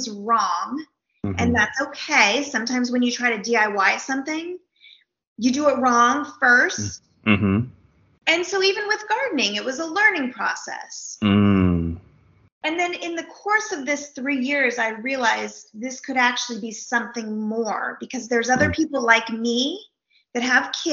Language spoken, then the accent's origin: English; Napa Valley, California, United States; now in Houston, United States; I grew up in the Napa Valley in California, which is really a beautiful place with vineyards